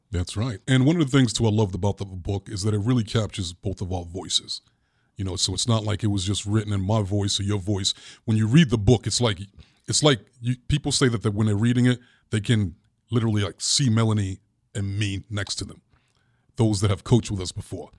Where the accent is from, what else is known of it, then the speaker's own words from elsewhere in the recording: New York City, New York, United States; as a little boy growing up in Brooklyn